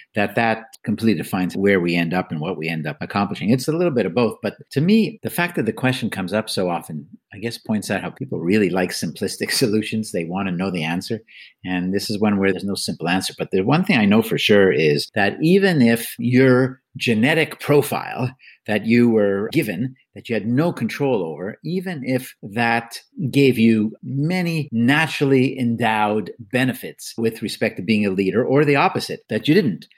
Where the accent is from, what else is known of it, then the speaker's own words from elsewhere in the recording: Canada; moved away; I'm Canadian by birth as well